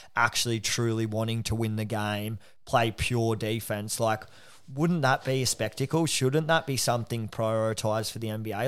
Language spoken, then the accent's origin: English; Australia; being an Aussie